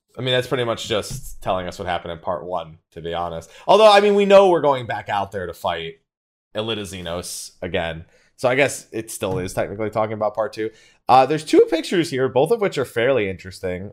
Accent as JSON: {"language": "English", "region": "Florida", "country": "United States", "tie": "born or raised there", "also_born_or_lived": "San Diego", "moved": "yes", "said": "I was born in Florida"}